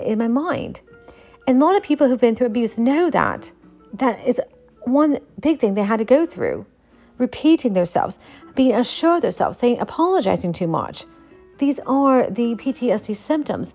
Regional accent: Appalachia, United States; the culture I was brought up in is the Appalachian culture

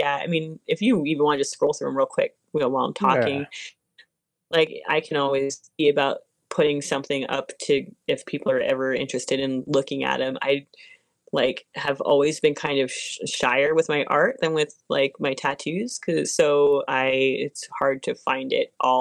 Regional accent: Arizona, United States; I grew up in Arizona for the most part

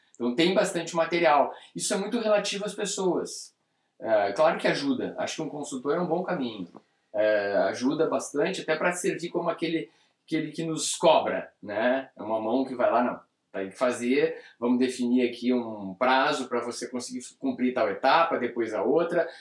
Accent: Brazil; nós somos brasileiros e estamos no Brasil

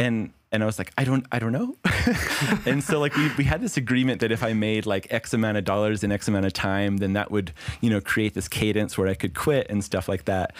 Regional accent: Las Vegas, Nevada, United States; I grew up in Las Vegas

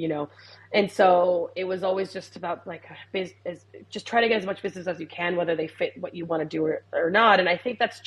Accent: Puerto Rico; also born or lived in United States; now in Australia; I grew up in the Caribbean. I'm from Puerto Rico

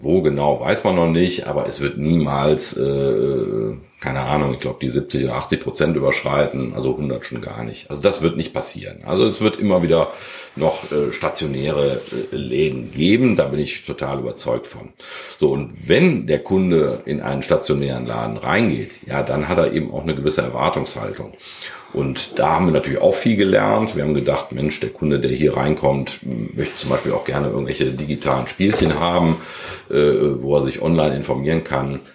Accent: Krefeld, North Rhine-Westphalia, Germany; geboren in Krefeld, Vater zweier Kinder, die äh, neun und zwölf sind und äh, verheiratet seit 13 Jahren. Ja, und sehr glücklich in Krefeld.

